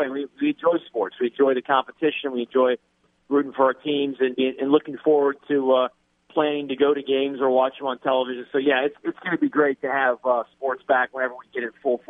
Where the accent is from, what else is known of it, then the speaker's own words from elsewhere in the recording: Alexandria, Louisiana, United States; moved away as an adult; now in Lafayette, United States; I come from Alexandria